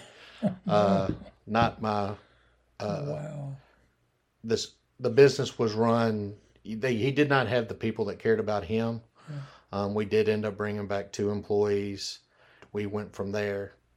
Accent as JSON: {"language": "English", "town": "Memphis", "region": "Tennessee", "country": "United States", "tie": "born or raised there", "said": "I'm born and raised in Memphis, Tennessee"}